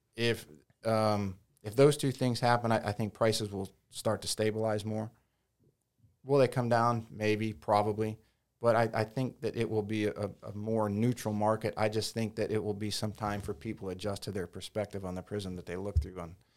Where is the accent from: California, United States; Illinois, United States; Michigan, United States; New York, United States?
Michigan, United States; Detroit; now in Hilton Head Island, United States; growing up in Detroit